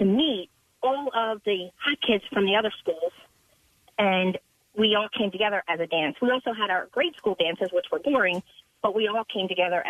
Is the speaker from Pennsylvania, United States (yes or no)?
yes; Conshohocken, Pennsylvania, United States; So I grew up in Conshohocken, the number one town